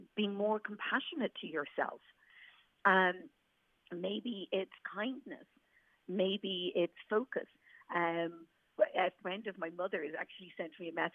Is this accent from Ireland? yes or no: yes; Ireland; as Irish people